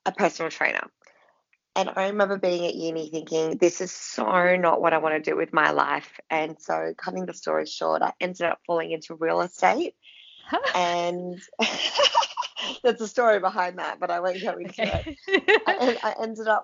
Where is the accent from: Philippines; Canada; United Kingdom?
Philippines; moved away; I come from the Philippines